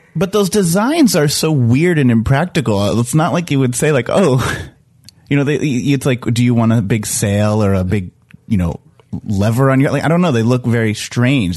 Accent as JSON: {"language": "English", "region": "East Coast", "country": "United States", "said": "I'm from the East Coast"}